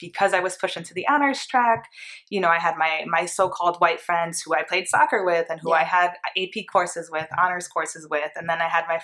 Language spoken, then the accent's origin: English; Port Chester, New York, United States; moved away as an adult; also born or lived in Greenwich, Connecticut; now in San Francisco Bay Area, United States; I was born in New York, Port Chester, New York, and right over the border in Greenwich, Connecticut, one of the wealthiest cities, towns on the East Coast where billionaires live. I got to go to that public school